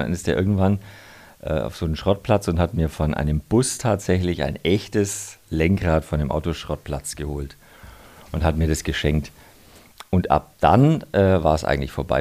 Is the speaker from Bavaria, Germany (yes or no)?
yes; Nuremberg, Bavaria, Germany; now in Munich, Germany; ich bin zwar jetzt gefühlt ein bisschen mehr Münchner als Nürnberger, einfach weil ich da schon sehr lange lebe und die meiste Zeit äh, verbringe, aber ich komme immer wieder gern heim nach Nürnberg